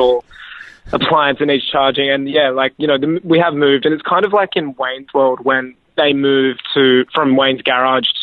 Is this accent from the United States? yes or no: no; Australia; I'm Australian